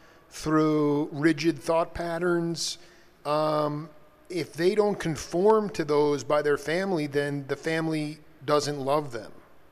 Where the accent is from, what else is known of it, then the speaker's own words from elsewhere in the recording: New Orleans, Louisiana, United States; Growing up in New Orleans, it was done differently.